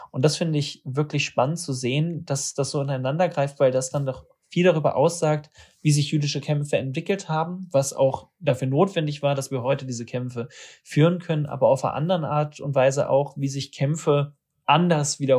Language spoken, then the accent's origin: German; Hanover, Lower Saxony, Germany; Ich komme selbst aus Hannover